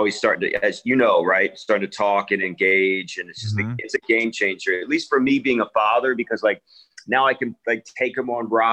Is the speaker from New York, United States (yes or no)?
no; Narberth, Pennsylvania, United States; also born or lived in Washington, D.C.; I was born actually in Washington, and then, you know, my family, we moved to Philadelphia